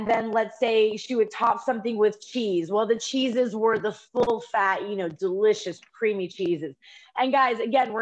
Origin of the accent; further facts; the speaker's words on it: United States; we're both American